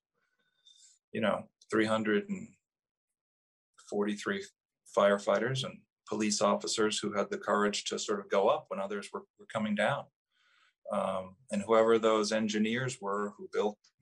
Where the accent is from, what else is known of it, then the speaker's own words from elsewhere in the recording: Boston, Massachusetts, United States; moved away as an adult; now in New York City, United States; I grew up in Boston